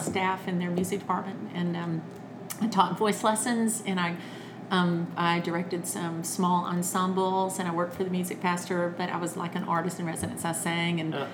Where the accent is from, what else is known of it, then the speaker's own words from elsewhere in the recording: Birmingham, Alabama, United States; also born or lived in California; I'm I'm a Southern girl. I'm from Alabama. I, I was born in California because my father was in the army, and but then but then they moved us back home to Birmingham, Alabama.